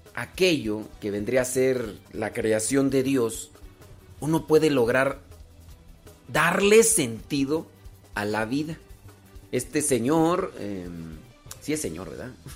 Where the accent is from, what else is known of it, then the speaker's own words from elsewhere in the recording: Mexico; yo soy mexicano.